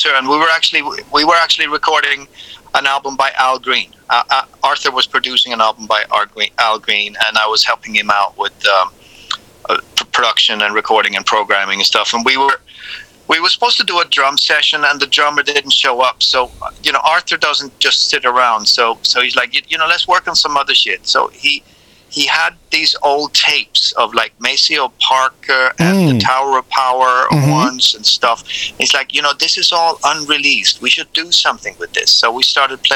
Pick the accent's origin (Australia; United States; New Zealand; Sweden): Sweden; I'm from Sweden